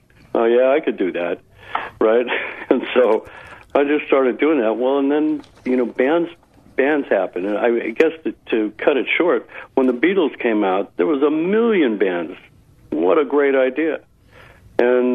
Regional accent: Palo Alto, California, United States; moved away as an adult; also born or lived in Seattle, Washington / Marin County / San Diego / Austin area, Texas; now in Austin, United States; I was raised in California

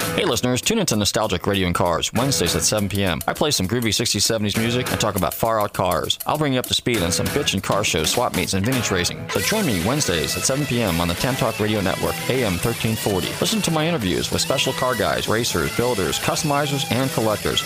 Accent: Clearwater, Florida, United States; I was more or less the Clearwater crowd

